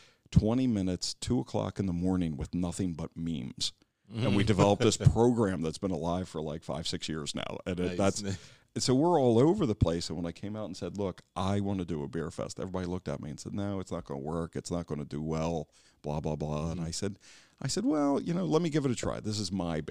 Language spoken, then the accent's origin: English; Wilmington, Delaware, United States; also born or lived in Philadelphia; I grew up in Wilmington. I was born 5th and Lincoln. I'm a Cleveland Heights kid